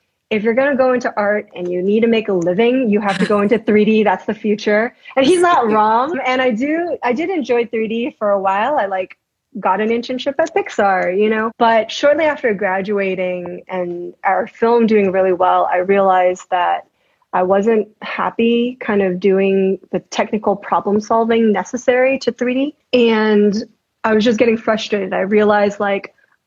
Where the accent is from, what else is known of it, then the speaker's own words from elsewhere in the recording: New York City, New York, United States; New York. So Queens, New York. Yeah. And that was like elementary school